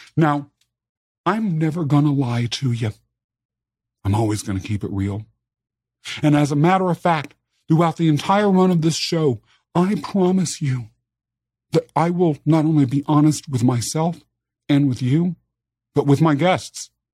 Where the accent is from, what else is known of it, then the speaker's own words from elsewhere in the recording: Kansas, United States; also born or lived in England; They adopted me and brought me back as their child to the United States, to Kansas, as a matter of fact, where I was raised.